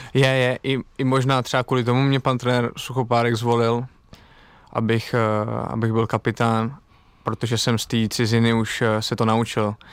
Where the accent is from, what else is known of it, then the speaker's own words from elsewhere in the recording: Czechia; now in Italy; Vždycky rád jezdím domů sem do Čech na Vánoce